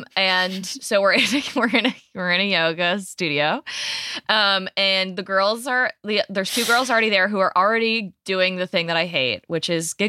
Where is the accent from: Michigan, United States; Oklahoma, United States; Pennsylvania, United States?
Michigan, United States; because I'm from Michigan.